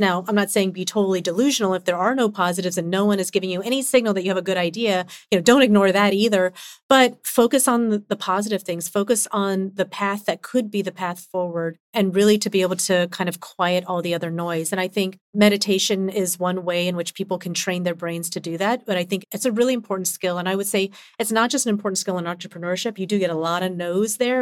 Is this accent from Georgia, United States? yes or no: yes; Atlanta, Georgia, United States; I grew up in Atlanta